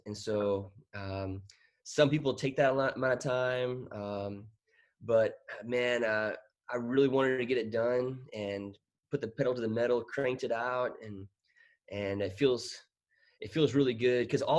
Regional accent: Bangkok, Thailand; moved away as an adult; also born or lived in United States / Peru; ended up living in Thailand for 18 years. So I grew up my whole life in Thailand, Bangkok, kind of my hometown. And and my first year officially living in the United States was my first year at Texas A&M University in College Station.

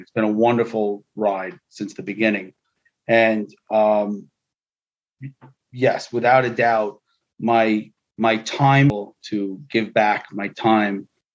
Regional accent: New York City, New York, United States; I grew up in New York City. I am first generation American

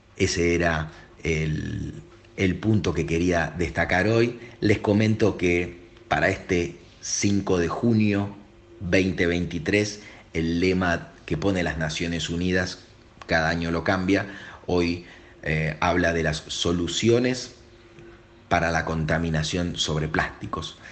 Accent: Argentina; Yo como argentino, como país periférico

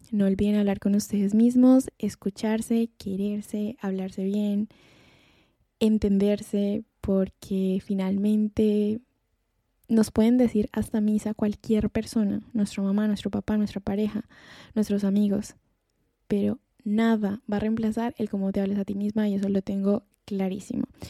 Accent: Colombia; moved away as an adult; now in Spain; en mi país, en Colombia

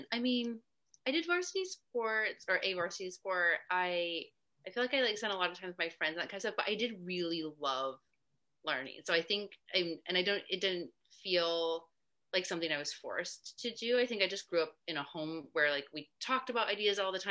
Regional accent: New Hampshire, United States; also born or lived in California / New Jersey / Kentucky; I was born in California, and then I lived in New Jersey and Kentucky, and then um, for a long time in New Hampshire. That's where I was when I went to high school.

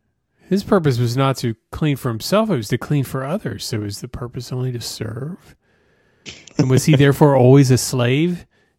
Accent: United States; I'm American, damn it.

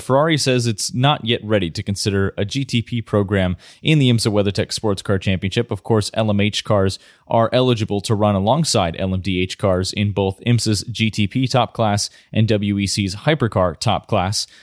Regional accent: United States; as an American myself

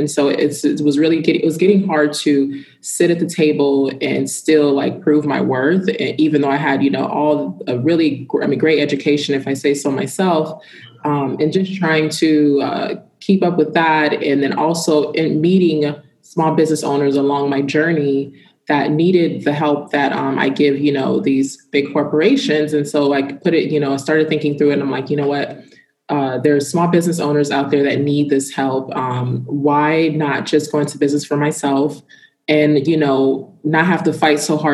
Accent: Ridgecrest, California, United States; moved away as an adult; now in Miami, United States; So I am a small town girl from Ridgecrest, California. I was originally born in Miami

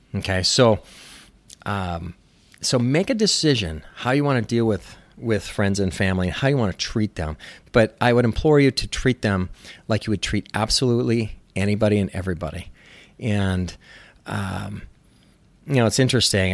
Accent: Minnesota, United States; moved away as an adult; also born or lived in Los Angeles, California; I moved back to where I grew up in Minnesota

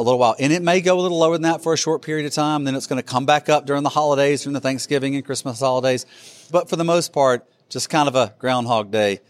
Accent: Alabama, United States; I am from Alabama

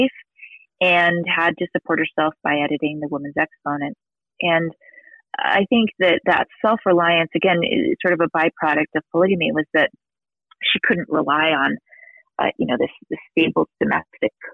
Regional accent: New York City, New York, United States; moved away as an adult; also born or lived in New England; now in Utah, United States; I'm from New York. She was from Massachusetts originally, and I'm from New York City

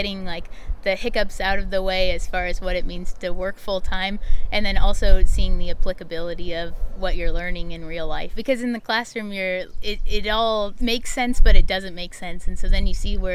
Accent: Watsonville, California, United States; also born or lived in Colorado; I'm from Watsonville originally

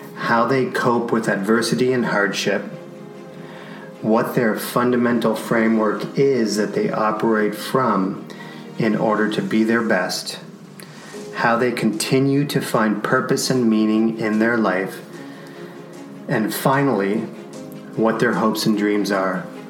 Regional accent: Canada; growing up in Canada, you had tons of snow

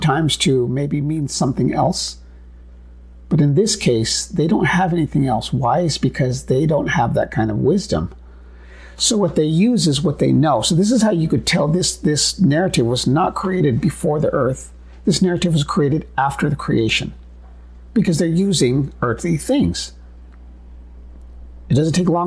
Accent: United States; being Native American

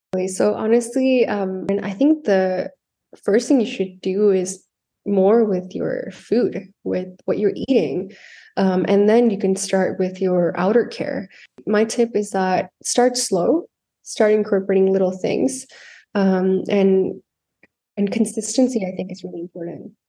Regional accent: Canada; moved away as an adult; also born or lived in South India / Alberta, Canada; now in Los Angeles, United States; I was born in India, in South India. I grew up there till I was ten years old. And then I, my family and I moved to Canada, where I spent most of my life there

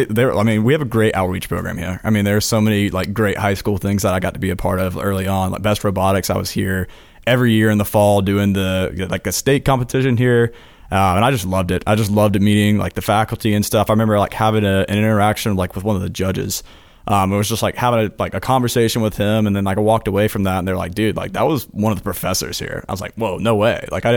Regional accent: Hoover, Alabama, United States; I'm from Birmingham, Alabama.

